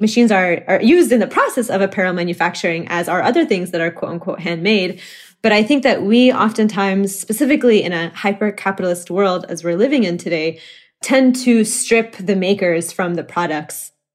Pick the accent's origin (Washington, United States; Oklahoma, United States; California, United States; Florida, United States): Oklahoma, United States; moved away as an adult; now in Chicago, United States; someone who was born and raised in Oklahoma